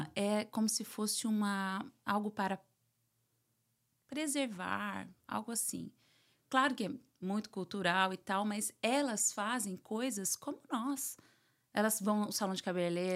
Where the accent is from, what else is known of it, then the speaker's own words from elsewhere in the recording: São Paulo, Brazil; moved away as an adult; also born or lived in Argentina / United Arab Emirates; now in Miami, United States; Meus pais são da Paraíba, né? São uhum. nordestinos. Então, sou, criei, fui criada em São Paulo